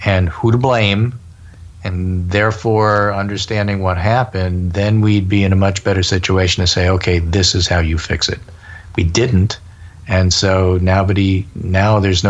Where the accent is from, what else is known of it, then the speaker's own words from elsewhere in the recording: New York, United States; moved away; who grew up in New York